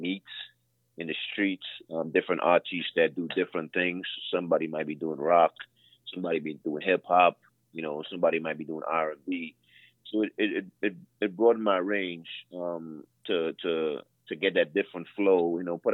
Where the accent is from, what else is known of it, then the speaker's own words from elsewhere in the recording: Trinidad & Tobago; now in South Carolina, United States; I'm from the island of Trinidad and Tobago